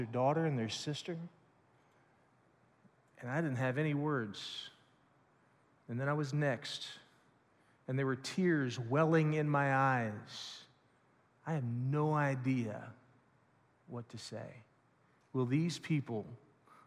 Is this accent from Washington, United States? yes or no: no; Lawrenceburg, Indiana, United States; I grew up in the Bright Christian Church just over in Lawrenceburg, Indiana